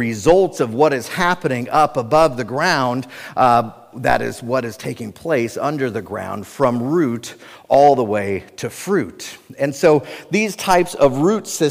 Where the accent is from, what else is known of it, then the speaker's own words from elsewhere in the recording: Cincinnati, Ohio, United States; I was born and raised in Cincinnati, Ohio